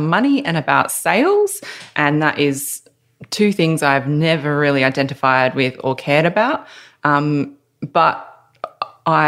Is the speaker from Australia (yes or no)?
yes; Adelaide, South Australia, Australia; also born or lived in Melbourne; now in Newcastle, Australia; I'm from Adelaide, then I moved to Melbourne.